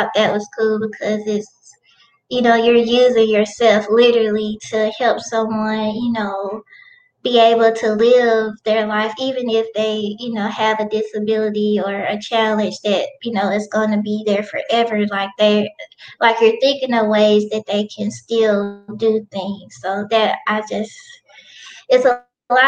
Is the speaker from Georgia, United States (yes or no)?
no; Helena-West Helena, Arkansas, United States; moved away as an adult; now in Jonesboro, United States; I am originally from Helena, West Helena. It's a small town in Arkansas, and now I'm living in Jonesboro